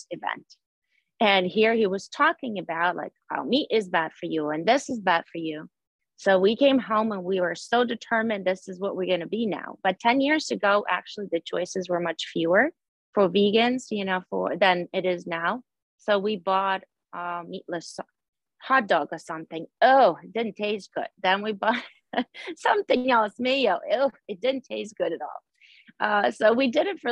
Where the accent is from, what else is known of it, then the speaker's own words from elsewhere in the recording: Ukraine; now in New Jersey, United States; I live in New Jersey. Originally, I'm from Ukraine